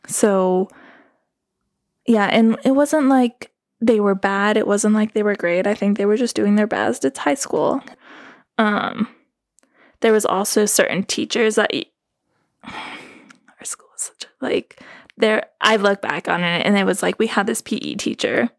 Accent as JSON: {"language": "English", "town": "Carbondale", "region": "Colorado", "country": "United States", "tie": "born or raised there", "accent": "Valley", "moved": "yes", "said": "I'm originally from Carbondale. even Carbondale is, like, not really where I live. I live in Missouri Heights"}